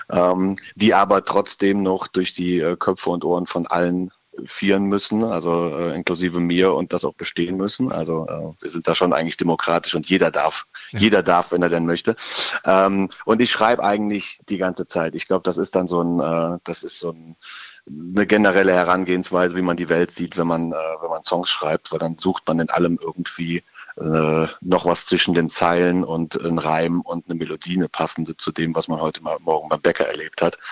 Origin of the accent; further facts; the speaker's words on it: Ruppichteroth, North Rhine-Westphalia, Germany; first language German; Wir sind … aus Rot, was da ziemlich genau zwischen Köln und Bonn und dann etwas weiter ins Nirgendwo gelegen ist